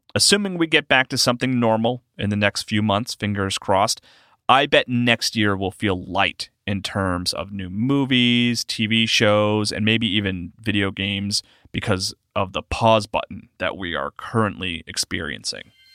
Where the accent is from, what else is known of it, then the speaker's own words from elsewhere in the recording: South Carolina, United States; I'm from South Carolina